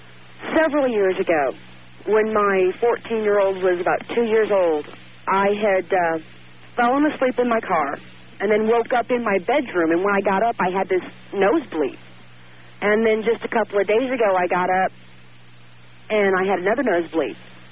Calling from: Harker Heights, Texas, United States; I'm calling from Harker Heights, Texas.

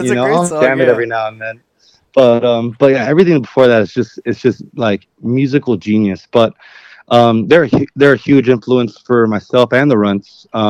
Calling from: Los Angeles, California, United States; I'm in Northeast LA right now, just at home, hanging out

